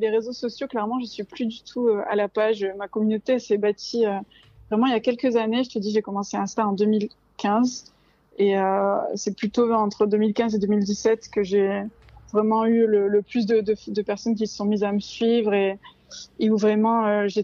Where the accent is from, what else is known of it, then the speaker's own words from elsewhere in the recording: Marseille, Provence-Alpes-Côte d'Azur, France; now in Gap, France; j'ai bientôt 32 euh, ans. Je suis de Marseille, même si ça s'entend pas, et ça va faire un an que je me suis installée avec mon chien Peanut euh, du côté de Gap.